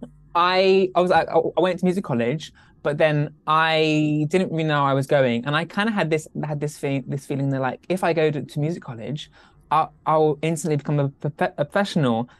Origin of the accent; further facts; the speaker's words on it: Cornwall, South West England, United Kingdom; I'm Cornish by birth